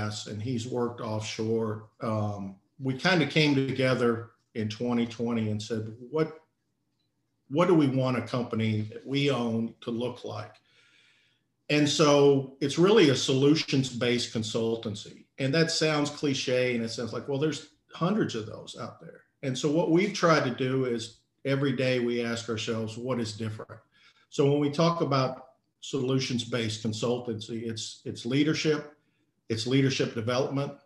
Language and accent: English; Texas, United States; moved away as an adult; I was born and raised in Texas, grew up here till I about 20 years old